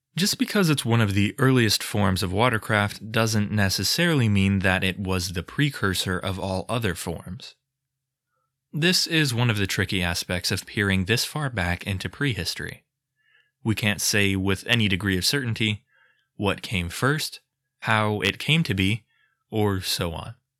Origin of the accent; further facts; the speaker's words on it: United States; I'm too American for comfort